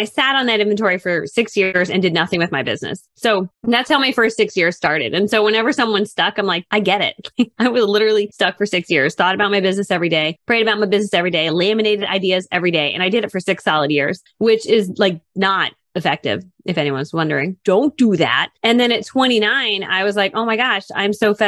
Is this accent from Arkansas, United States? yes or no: no; Connecticut, United States; I grew up in Connecticut